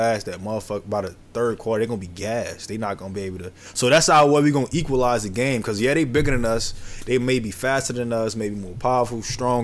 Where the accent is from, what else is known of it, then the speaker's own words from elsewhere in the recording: New Orleans, Louisiana, United States; moved away as an adult; also born or lived in Oregon; growing up in New Orleans